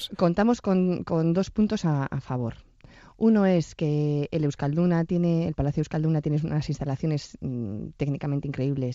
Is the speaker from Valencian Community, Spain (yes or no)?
no; Bilbao, Basque Country, Spain; somos de Bilbao